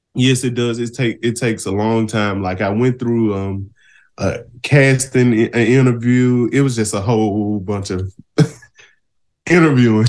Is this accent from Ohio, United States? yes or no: no; Shelby, Mississippi, United States; I'm from the Mississippi Delta. Small town called Shelby.